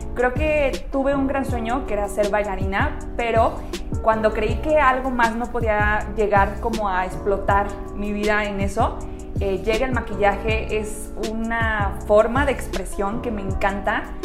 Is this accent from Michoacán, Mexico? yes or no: yes; Michoacán, Mexico; now in Querétaro, Mexico; yo soy originaria de Michoacán, tengo aquí en Querétaro viviendo 13 años